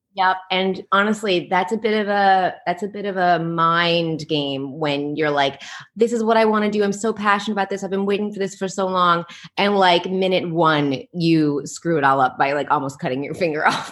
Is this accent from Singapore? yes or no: no; Canada; moved away as an adult; also born or lived in New York, United States / Netherlands; now in Taipei, Taiwan; I'm from Canada, but I've lived in Europe and I'm living, I'm in Taiwan right now